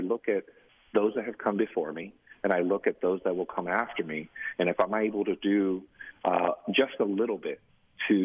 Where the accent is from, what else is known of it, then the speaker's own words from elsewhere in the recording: San Jose, California, United States; moved away as an adult; also born or lived in Mexico; now in Phoenix, United States; my hometown of San Jose, California